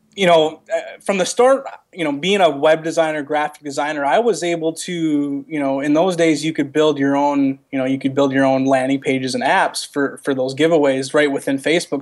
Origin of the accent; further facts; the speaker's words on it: Midwest, United States; growing up in the Midwest, my dad, uh, you know, brought me into hunting